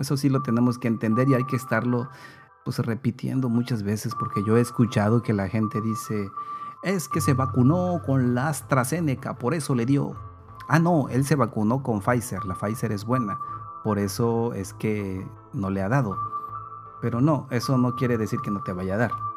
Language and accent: Spanish; Mexico; nosotros como mexicanos, como mexicanas